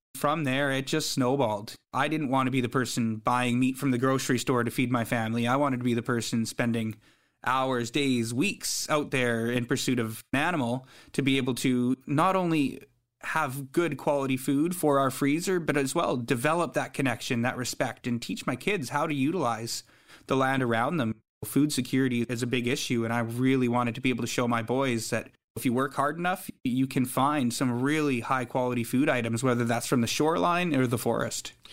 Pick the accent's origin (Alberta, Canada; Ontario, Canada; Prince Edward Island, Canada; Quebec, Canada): Alberta, Canada; High River; also born or lived in Saskatoon, Saskatchewan / Vancouver, British Columbia; now in British Columbia, Canada; growing up in Alberta